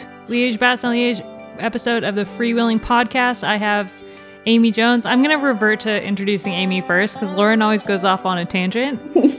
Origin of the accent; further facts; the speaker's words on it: Canada; also born or lived in United States; For anyone who doesn't know, I'm from Canada, America, but I like my Canadian side better at the moment.